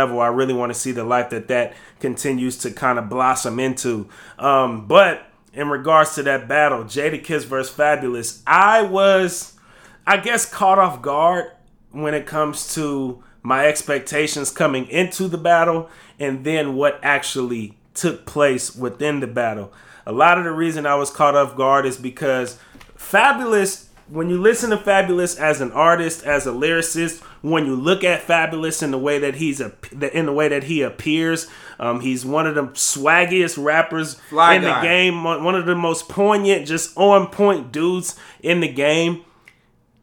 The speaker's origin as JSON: {"language": "English", "region": "West Coast", "country": "United States", "said": "I'm from the West Coast"}